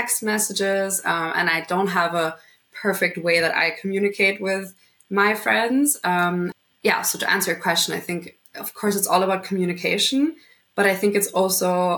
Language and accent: English; Vienna, Austria; also born or lived in London / Madrid; born and raised in Vienna up until when I was 18.